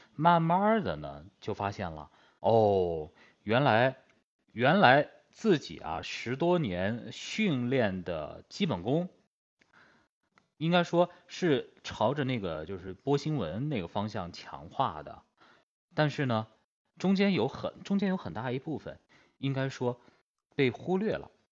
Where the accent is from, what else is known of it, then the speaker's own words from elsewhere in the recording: Yunnan, China; 我是云南的